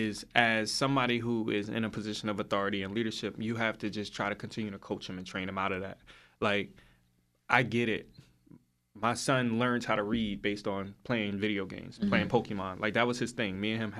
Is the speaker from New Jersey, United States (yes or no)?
yes; Union, New Jersey, United States; I grew up in Union, and yeah, I knew people in Hillside, but I didn't know people in Hillside.